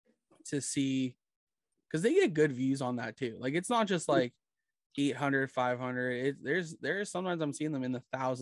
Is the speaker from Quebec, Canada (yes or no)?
no; Brampton, Ontario, Canada; also born or lived in Erin, Ontario / Guelph, Ontario; I work up in Erin, and I call my hometown at Brampton.